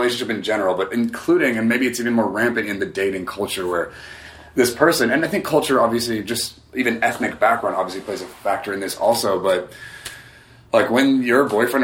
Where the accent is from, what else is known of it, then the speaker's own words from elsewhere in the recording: United States; just given my upbringing, especially being American